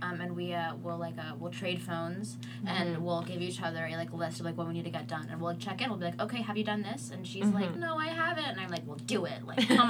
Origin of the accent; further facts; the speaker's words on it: Atlanta, Georgia, United States; I'm from North Atlanta